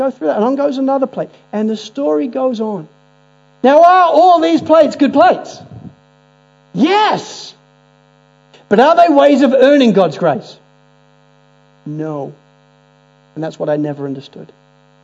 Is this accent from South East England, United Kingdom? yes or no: no; Spalding, East Midlands, United Kingdom; growing up in Spalding in Lincolnshire